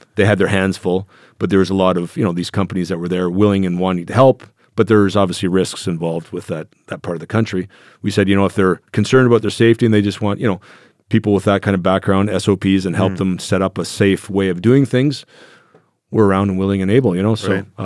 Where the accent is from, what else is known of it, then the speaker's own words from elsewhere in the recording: Germany; I think that's a result of my growing up in Germany as a youngster, you know, just castles were neat